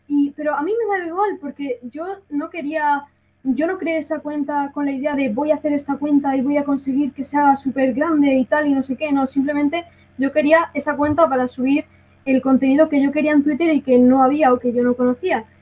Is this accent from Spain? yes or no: yes; Granada, Andalusia, Spain; soy de Granada, me siento muy orgullosa